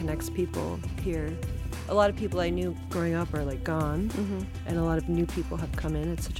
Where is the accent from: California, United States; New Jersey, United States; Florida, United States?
Florida, United States; Orlando; we grew up near Disney World.